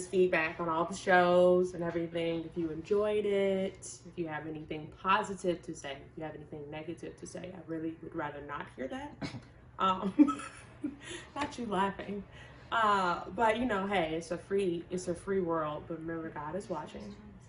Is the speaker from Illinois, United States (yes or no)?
yes; Chicago, Illinois, United States; I'm from Chicago, Illinois